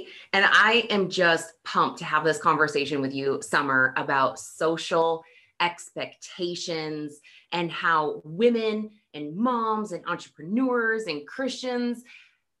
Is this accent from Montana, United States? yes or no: yes; Montana, United States; Montana, my home state